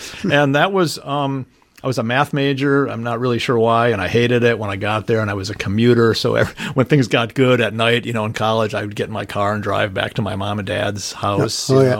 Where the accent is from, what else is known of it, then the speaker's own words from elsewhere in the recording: Milwaukee, Wisconsin, United States; I was born in Milwaukee's sort of birth factory, St. Joe's Hospital. Grew up in my first 6 years near 34th and North Avenue. Then when I was six, we moved out near Capitol Court.